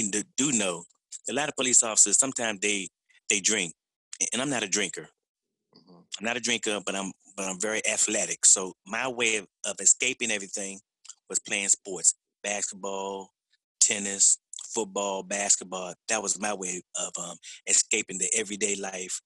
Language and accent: English; Washington, District of Columbia, United States; I was born and raised in the Southeast